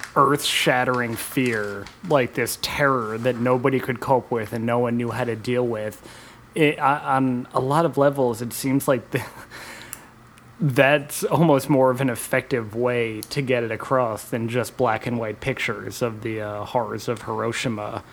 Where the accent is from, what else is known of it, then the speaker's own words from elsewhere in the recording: New York City, New York, United States; also born or lived in New Jersey; I grew up in New York City, and um, at, I was living in Jersey at the time of 9-11